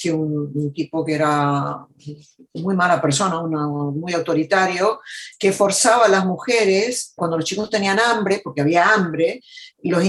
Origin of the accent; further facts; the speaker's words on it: United States; born there; Yo nací en Estados Unidos, mis padres eh, argentinos, mi mamá era hija de sirios libaneses mi papá hijo de, de catalanes de España, Mm. Y yo nací aquí en Estados Unidos